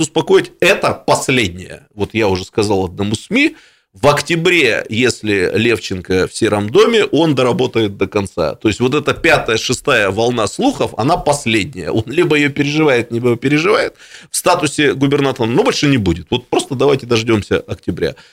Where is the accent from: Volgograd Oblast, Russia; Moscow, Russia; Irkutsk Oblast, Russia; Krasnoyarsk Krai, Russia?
Irkutsk Oblast, Russia; Irkutsk; я как настоящий иркутянин